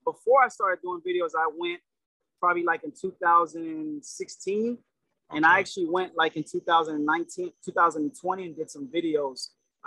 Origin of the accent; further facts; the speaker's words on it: United States; I'm American. I'm born and raised in the United States